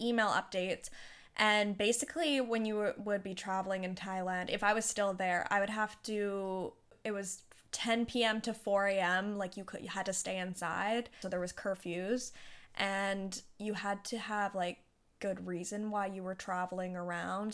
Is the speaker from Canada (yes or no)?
yes; Canada; I was safe in my home country with my family and Yeah, I'm, I am grateful for being able to come back to Canada